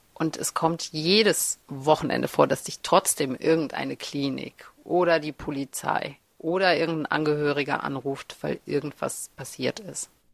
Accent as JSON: {"language": "German", "country": "Germany", "tie": "born or raised there", "also_born_or_lived": "Kazakhstan", "said": "Ich komme ja gebürtig aus Kasachstan. Ich bin mit sieben Jahren nach Deutschland gekommen"}